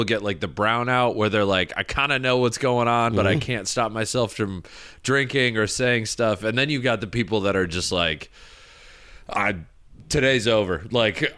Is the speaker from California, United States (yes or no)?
no; Michigan, United States; growing up in Michigan, I went to Michigan Tech for school